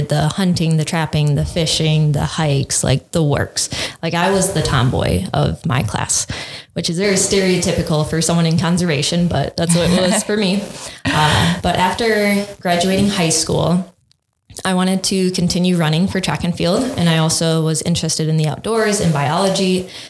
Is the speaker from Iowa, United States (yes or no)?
yes; Clayton County, Iowa, United States; moved away as an adult; now in Dubuque, United States; I'm not originally from Dubuque, so it was cool to see something come along. I'm originally from up in Guerneville, which is about 600 people, just an hour north of here. So very small compared to Dubuque County. Grew up on a dairy farm, like 500 acres.